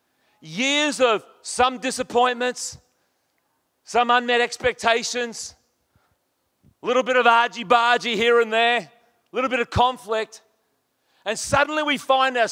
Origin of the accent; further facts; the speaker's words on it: Townsville, Queensland, Australia; also born or lived in Brisbane; I was a boilermaker from Townsville.